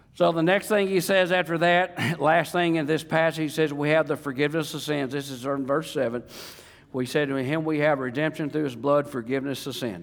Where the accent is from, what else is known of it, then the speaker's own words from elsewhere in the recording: Lake DeGray, Ouachita River, Arkansas, United States; accent: real South; I grew up on Lake DeGray. I grew up on the Washita River.